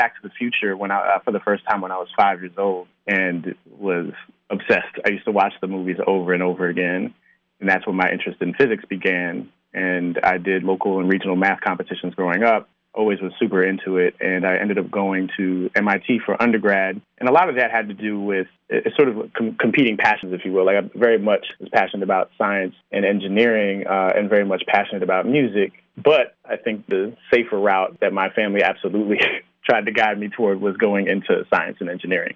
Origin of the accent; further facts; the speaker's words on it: Mountain Top, Pennsylvania, United States; moved away; also born or lived in Orange, New Jersey; I was born in New Jersey, right near Newark, in a town called Orange. And we moved to Pennsylvania when I was 4. And we moved to Mountaintop